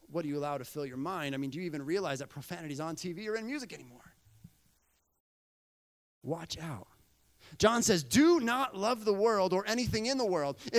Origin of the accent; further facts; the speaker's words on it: Bolivia; You know, growing up in Bolivia, um, we would go away for about four years, right?